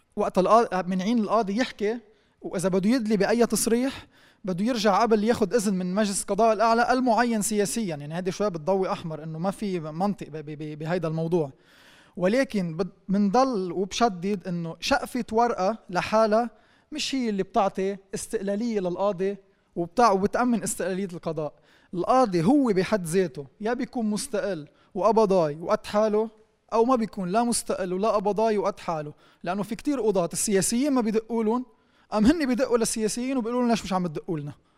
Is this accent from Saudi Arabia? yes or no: no; Lebanon; وانا كلبناني